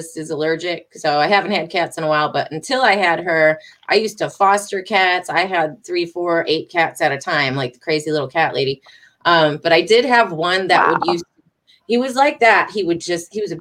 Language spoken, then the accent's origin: English; Detroit, Michigan, United States; moved away; I'm from Detroit